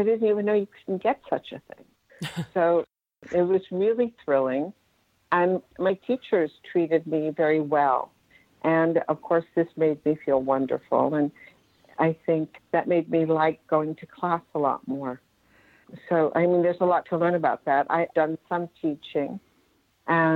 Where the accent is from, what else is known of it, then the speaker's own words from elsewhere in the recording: Westchester County, New York, United States; I was raised in Westchester County, which is a suburb of New York.